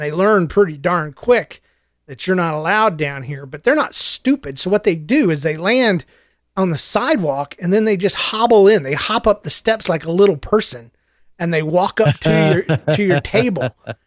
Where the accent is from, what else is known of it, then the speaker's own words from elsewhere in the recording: Georgia, United States; I'm from Georgia